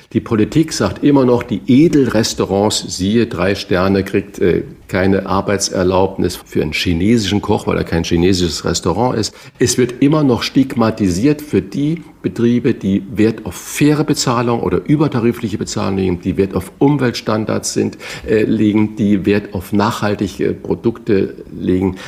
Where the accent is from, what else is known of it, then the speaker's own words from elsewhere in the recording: Northern Germany, Germany; als Norddeutscher